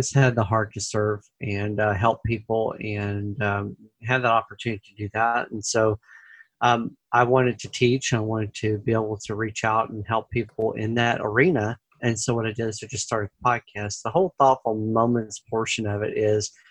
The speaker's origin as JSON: {"language": "English", "town": "Memphis", "region": "Tennessee", "country": "United States", "tie": "born or raised there", "moved": "as an adult", "lives_now": "St. Louis, United States", "said": "I was born and raised in Memphis"}